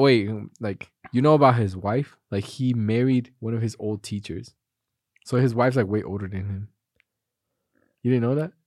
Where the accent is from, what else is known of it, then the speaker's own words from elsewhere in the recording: United States; proud to be an American.